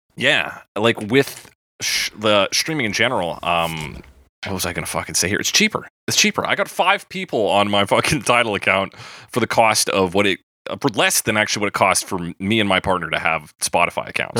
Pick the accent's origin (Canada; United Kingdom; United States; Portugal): Canada; we're Canadian